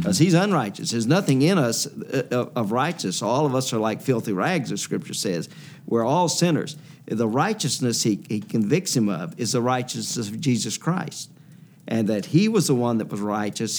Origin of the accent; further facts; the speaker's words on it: Louisiana, United States; I'm from Louisiana